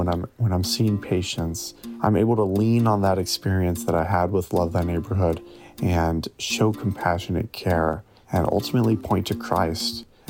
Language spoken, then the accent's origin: English; Louisville, Kentucky, United States; I'm from Louisville, Kentucky.